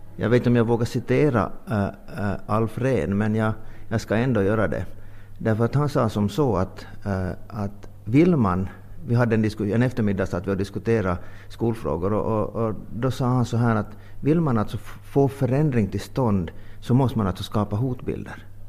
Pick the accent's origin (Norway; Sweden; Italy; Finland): Finland; vi är finlandssvenskar